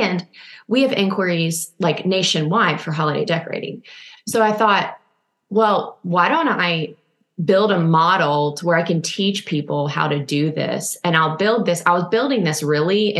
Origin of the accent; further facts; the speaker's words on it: Nashville, Tennessee, United States; now in Austin, United States; I'm from Nashville.